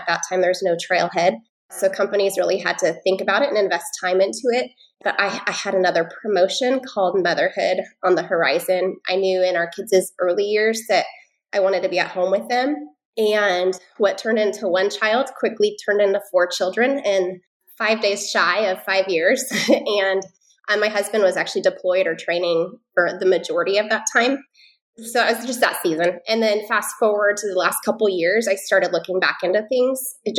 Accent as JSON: {"language": "English", "region": "Pacific Northwest", "country": "United States", "lives_now": "Charlotte, United States", "said": "I'm originally from the Pacific Northwest, but as we are transitioning out of the military, we are landing in the Charlotte area, just on the other side, so in South Carolina."}